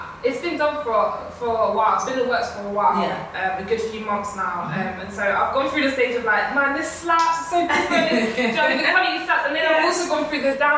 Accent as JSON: {"language": "English", "region": "London", "country": "United Kingdom", "said": "I'm from East London"}